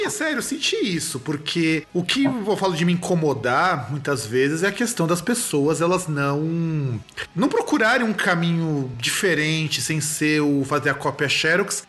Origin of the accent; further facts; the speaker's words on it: Rio Grande do Sul, Brazil; lá da minha terra, lá do Rio Grande do Sul